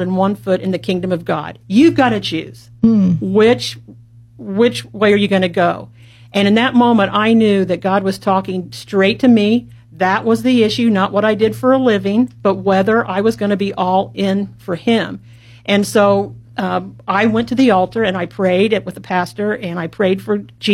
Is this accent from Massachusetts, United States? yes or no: no; Columbus, Indiana, United States; I was born and raised in Columbus, Indiana